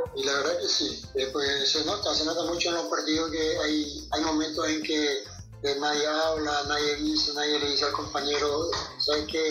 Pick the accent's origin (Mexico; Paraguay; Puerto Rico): Paraguay; moved away; Yo crecí en Paraguay